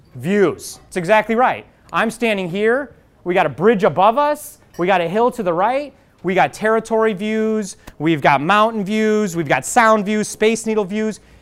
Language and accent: English; Chicago, Illinois, United States; now in Seattle, United States; I grew up in Chicago